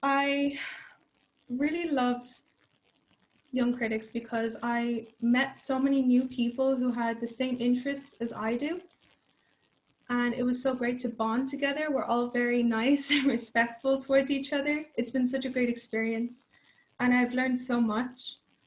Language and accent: English; County Kildare, Ireland; I am from North Kildare